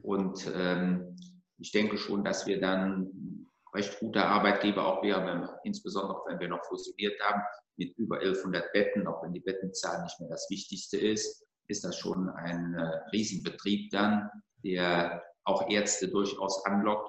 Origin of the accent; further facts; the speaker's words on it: North Rhine-Westphalia, Germany; Bin im Rheinland geboren, bin Rheinländer